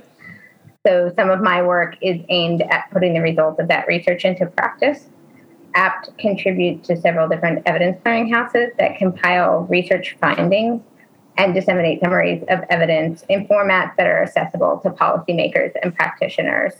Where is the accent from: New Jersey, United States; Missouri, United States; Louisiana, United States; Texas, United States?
New Jersey, United States; now in Maryland, United States; I grew up in New Jersey